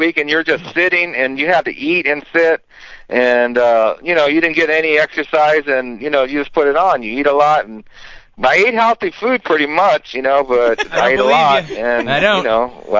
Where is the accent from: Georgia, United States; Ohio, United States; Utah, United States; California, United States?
California, United States; Los Angeles; moved away as an adult; now in Yosemite, United States; I grew up in East Los Angeles and lived all around L.A. and worked for L.A. County Fire Department.